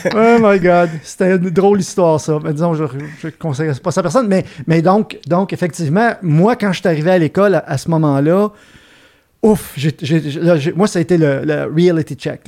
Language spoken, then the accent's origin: French; Montreal, Quebec, Canada; je, suis né dans l'est de la ville de Montréal. Je, je, viens, je venais de Ville d'Anjou. Euh, mais je suis parti de là, j'avais 18 ans, puis je suis maintenant établi dans, l'ouest de la ville